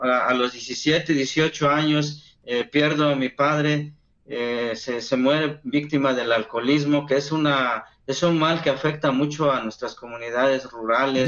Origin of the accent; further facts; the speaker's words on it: San Andrés Yaá, Oaxaca, Mexico; first language Zapotec; Spanish is a second language; now in United States; soy del estado de Oaxaca, de una comunidad indígena. Mi pueblo se llama San Andrés Yaá.